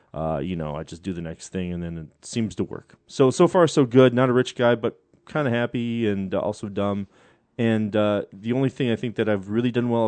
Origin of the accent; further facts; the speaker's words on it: Vancouver, British Columbia, Canada; I'm a Canadian from Vancouver. Nerdy Canadian from Vancouver